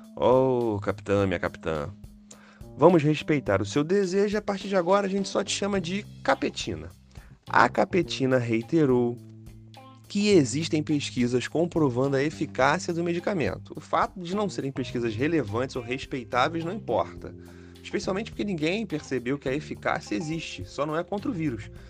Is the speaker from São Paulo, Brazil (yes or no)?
no; Rio de Janeiro, Brazil; eu sou carioca